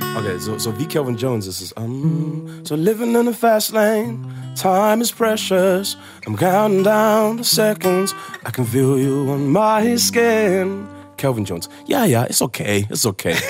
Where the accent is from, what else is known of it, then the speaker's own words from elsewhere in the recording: Zimbabwe; German is a second language; moved away; also born or lived in United Kingdom; ich komme aus dem Zimbabwe